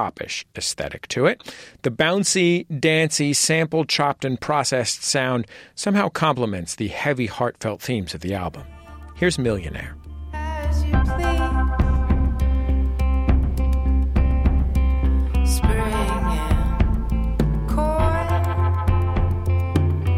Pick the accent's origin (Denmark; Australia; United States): United States; California; I'm from California